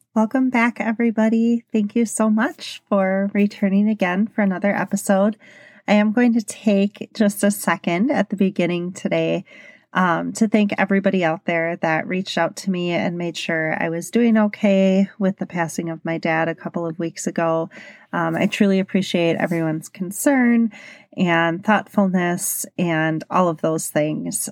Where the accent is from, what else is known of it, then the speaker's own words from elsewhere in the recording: Milwaukee, Wisconsin, United States; I'm from Milwaukee, Wisconsin, and it's a big drinking s-, city.